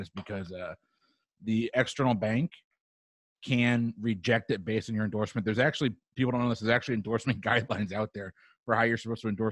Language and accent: English; Tampa, Florida, United States; I'm from Tampa, Florida.